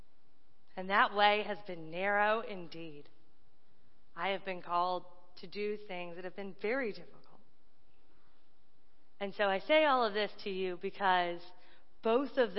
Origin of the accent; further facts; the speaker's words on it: Raleigh, North Carolina, United States; moved away as an adult; also born or lived in Dayton, Ohio; I'm from Raleigh, North Carolina